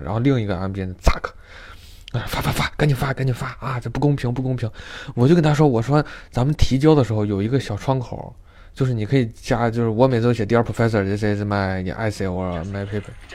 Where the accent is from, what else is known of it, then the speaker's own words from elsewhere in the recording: China; moved away as an adult; now in United States; 我作为一个中国人